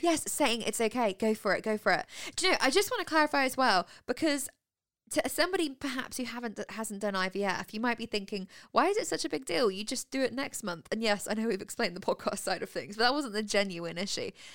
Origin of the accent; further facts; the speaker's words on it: near Birmingham, West Midlands, United Kingdom; now in Winchester, United Kingdom; I come from Stetson Coalfield, a town that is twenty minutes from Birmingham